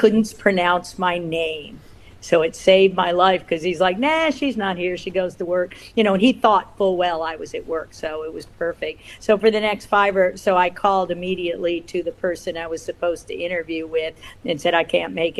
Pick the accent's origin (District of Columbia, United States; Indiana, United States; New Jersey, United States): District of Columbia, United States; Washington; now in California, United States; I grew up in Washington, D.C.